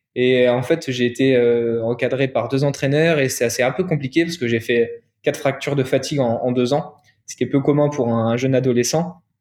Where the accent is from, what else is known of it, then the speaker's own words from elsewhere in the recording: Angers, Pays de la Loire, France; moved away as an adult; also born or lived in Nantes; now in Paris, France; Je suis originaire de la ville où il fait le plus bon vivre en France parce que je viens d'Angers